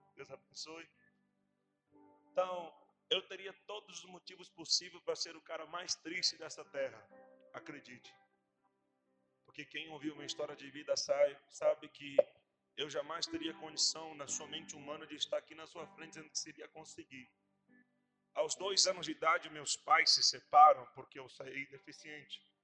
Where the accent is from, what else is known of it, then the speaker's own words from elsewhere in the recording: Montevideo, Uruguay; moved away as an adult; also born or lived in Rio Grande do Sul, Brazil; now in Brazil; Há 11 anos já vai ser que estou no Brasil. Sou da capital do Uruguai, Montevidéu